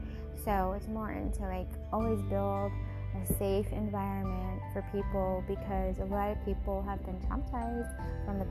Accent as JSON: {"language": "English", "region": "Washington", "country": "United States", "said": "my home state of Washington"}